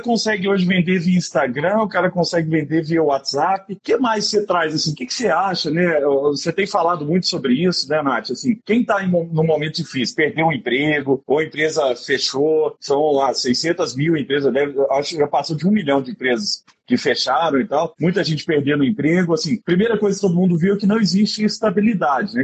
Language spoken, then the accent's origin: Portuguese; Araguari, Minas Gerais, Brazil; moved away; meu, meu conterrâneo de Araguari, de Herigueri. É mandar, um mandar um beijo pro povo de Herigueri lá, que é minha terra